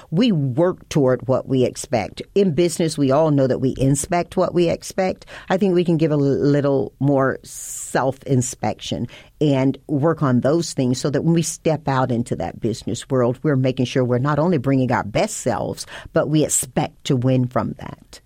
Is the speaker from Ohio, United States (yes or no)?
no; Tarboro, North Carolina, United States; Panola Street divided my hometown between white and black. And the diversity that you see now when you go to Tarboro, North Carolina didn't exist then